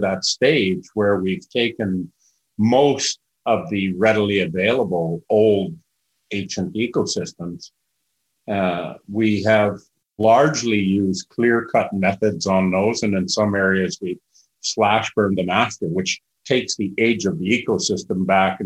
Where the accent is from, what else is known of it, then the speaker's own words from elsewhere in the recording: British Columbia, Canada; who we are as British Columbia